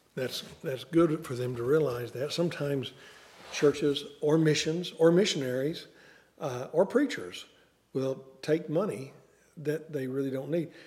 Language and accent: English; the Ozarks, United States; moved away; I was raised in the Ozarks